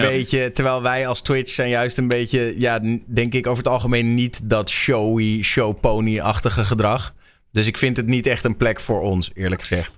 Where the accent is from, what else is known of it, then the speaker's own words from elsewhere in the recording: Netherlands; wij zijn natuurlijk als Nederlanders